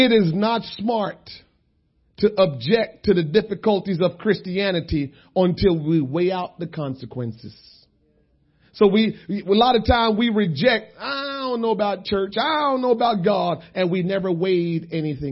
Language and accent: English; Jamaica; moved away; I'm a Jamaican.